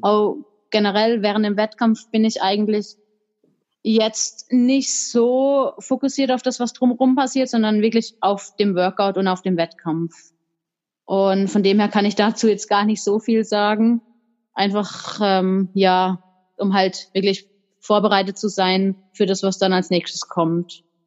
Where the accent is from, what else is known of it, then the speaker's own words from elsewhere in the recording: tri-border area of Germany, France and Switzerland, Baden-Württemberg, Germany; da, wo ich herkomme, da gibt's gar keinen Stützpunkt